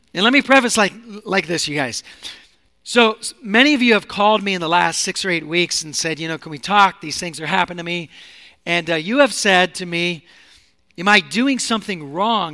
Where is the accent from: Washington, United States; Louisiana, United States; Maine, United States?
Washington, United States; Seattle; moved away as an adult; also born or lived in Sacramento, California; now in San Francisco, United States; I'm from Seattle